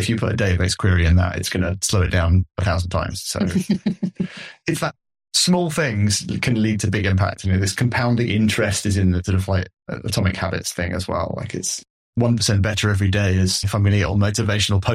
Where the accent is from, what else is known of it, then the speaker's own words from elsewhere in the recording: United Kingdom; as a British man